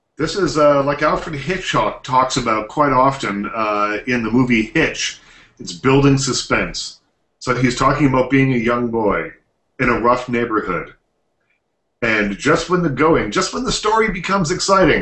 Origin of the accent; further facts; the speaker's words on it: Liverpool, Nova Scotia, Canada; also born or lived in Bridgewater, Nova Scotia; I was born in Bridgewater, but I grew up in Liverpool.